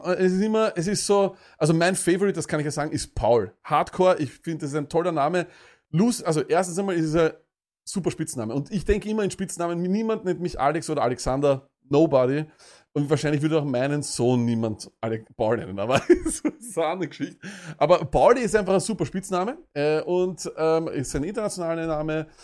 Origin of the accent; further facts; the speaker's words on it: Vienna, Austria; bei uns in Wien